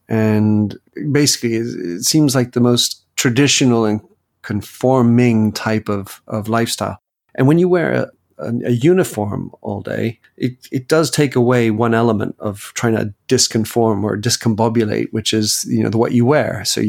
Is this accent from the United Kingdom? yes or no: yes; England, United Kingdom; moved away; also born or lived in Belgium; I was born to American parents. I have a U.S. passport. I also have a French passport, but I was born in Belgium and I was raised in England and or at least educated in England.